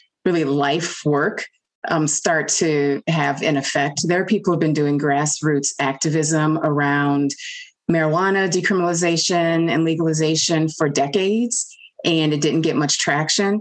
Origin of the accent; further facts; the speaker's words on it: New Orleans, Louisiana, United States; growing up in New Orleans, Louisiana